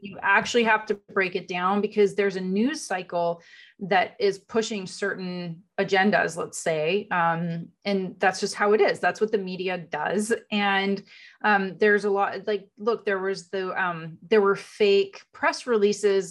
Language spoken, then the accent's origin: English; Canada; moved away as an adult; also born or lived in Europe / America; now in United States; So I was in Canada. I was born in Canada